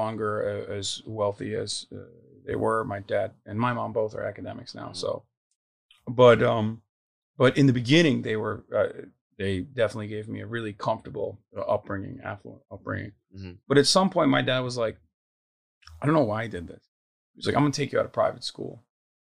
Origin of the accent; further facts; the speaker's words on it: Turkey; moved away as an adult; also born or lived in United States (born); now in United States; I grew up in Turkey my entire life until I was 18, and then I came to America when I was